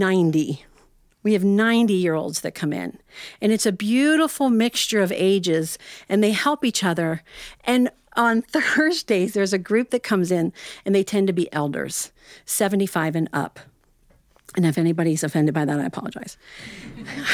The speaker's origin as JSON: {"language": "English", "region": "Ohio", "country": "United States", "said": "I'm actually from Ohio, and I have a little yarn shop there"}